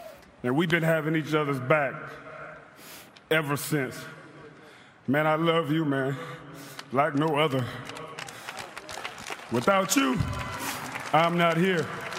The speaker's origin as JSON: {"language": "English", "town": "Fremont", "region": "Ohio", "country": "United States", "tie": "born or raised there", "said": "my hometown of Fremont, Ohio."}